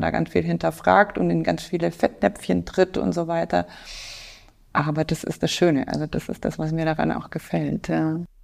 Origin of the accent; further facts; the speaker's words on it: Franconia, Bavaria, Germany; moved away as an adult; also born or lived in Munich / Indonesia; now in Passau, Germany; komme ich ursprünglich aus Franken, aus einem kleinen Dorf